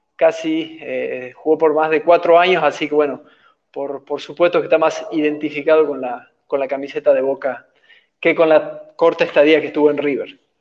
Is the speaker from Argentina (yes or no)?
no; Bolivia; como bolivianos